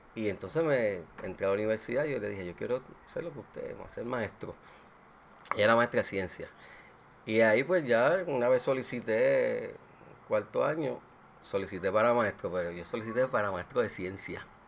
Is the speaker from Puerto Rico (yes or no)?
yes; Aguas Buenas, Puerto Rico; nuestro pueblo, nosotros somos de Aguas Buenas